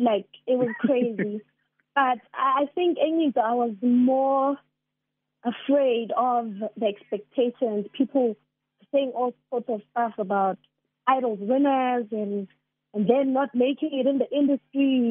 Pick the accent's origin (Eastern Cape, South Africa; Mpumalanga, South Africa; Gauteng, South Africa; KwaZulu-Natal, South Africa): Mpumalanga, South Africa; I'm from Mpumalanga